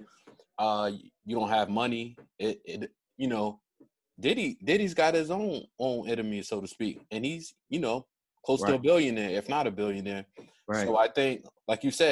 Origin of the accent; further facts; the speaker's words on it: Newark, New Jersey, United States; we grew up in Newark